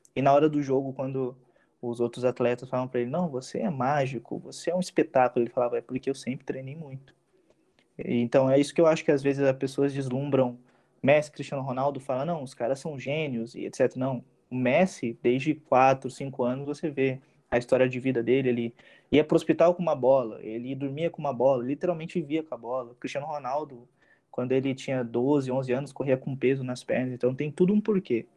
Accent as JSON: {"language": "Portuguese", "region": "Rio Grande do Sul", "country": "Brazil", "tie": "born or raised there", "also_born_or_lived": "United States", "moved": "yes", "lives_now": "Taubaté, Brazil", "said": "eu sou natural do Rio Grande do Sul, mas eu moro em Taubaté faz muitos anos"}